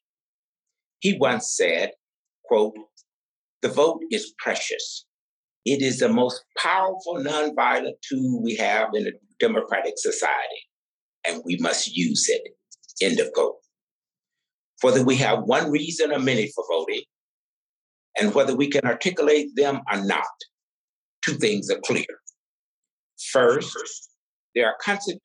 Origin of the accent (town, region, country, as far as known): Deep South, United States; born or raised there